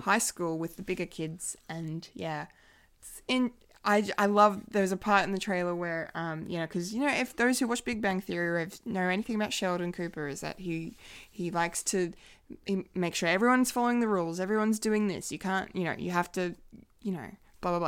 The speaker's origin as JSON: {"language": "English", "town": "Bendigo", "region": "Victoria", "country": "Australia", "tie": "born or raised there"}